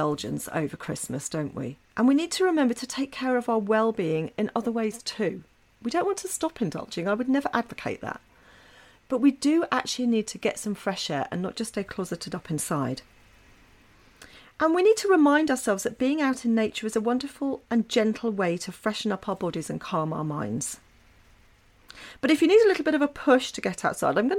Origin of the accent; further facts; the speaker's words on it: England, United Kingdom; moved away as an adult; now in Norway; when I lived in England, because I'm English